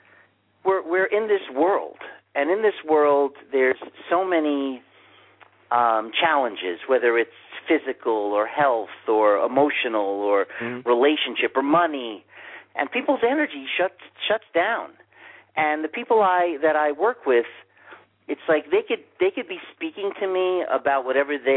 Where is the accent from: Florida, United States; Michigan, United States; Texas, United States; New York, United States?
New York, United States; New York City; growing up in Manhattan